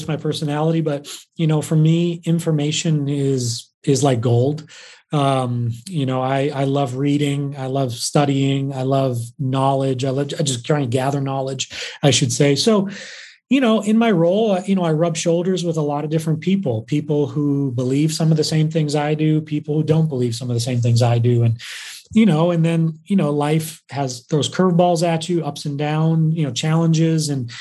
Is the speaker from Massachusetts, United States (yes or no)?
yes; Massachusetts, United States; moved away as an adult; also born or lived in New York; now in Ohio, United States; I grew up in Massachusetts